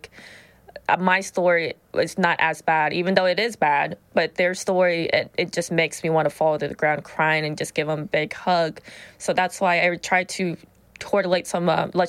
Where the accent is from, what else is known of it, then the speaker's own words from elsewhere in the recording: Whitehall, Ohio, United States; I was born and raised in Whitehall